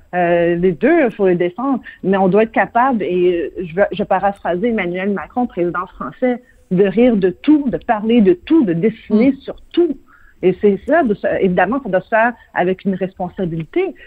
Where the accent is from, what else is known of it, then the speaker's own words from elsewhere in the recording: Quebec, Canada; chez nous, au Québec